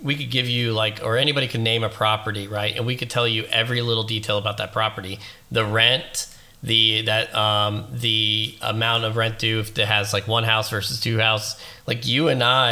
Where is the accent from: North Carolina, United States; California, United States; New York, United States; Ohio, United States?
North Carolina, United States; Charlotte; Obviously, we grew up in Charlotte, North Carolina, down in the South.